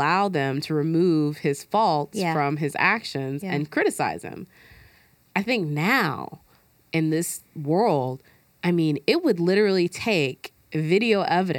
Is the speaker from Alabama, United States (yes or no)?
yes; Alabama, United States; I'm from Alabama.